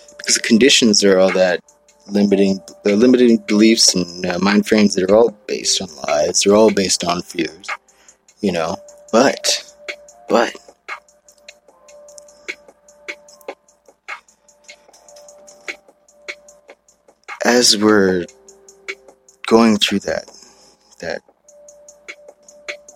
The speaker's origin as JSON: {"language": "English", "region": "Hawaii", "country": "United States", "said": "I'm from Hawaii"}